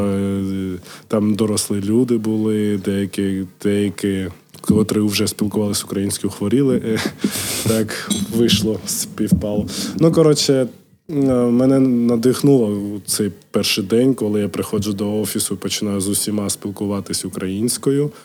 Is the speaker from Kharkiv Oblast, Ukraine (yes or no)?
yes; Kharkiv, Kharkiv Oblast, Ukraine; first language Georgian; Ukrainian is a second language; also born or lived in Georgia; я перша мова була грузинська. грузинська. Я спілкувався нею з мамою, з батьком. Так далі. І потім, в 5 років, коли переїхав до України в Харків, почав спілкуватися російською